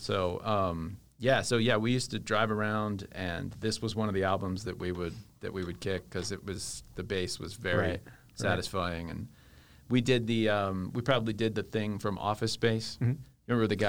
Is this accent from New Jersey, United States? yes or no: no; Northern Virginia, United States; moved away; I grew up in Northern Virginia, outside of D.C.